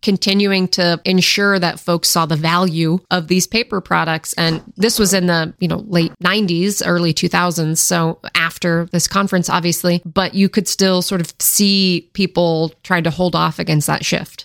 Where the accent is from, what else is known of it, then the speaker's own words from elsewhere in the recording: Washington, United States; I grew up in Washington State in the Pacific Northwest area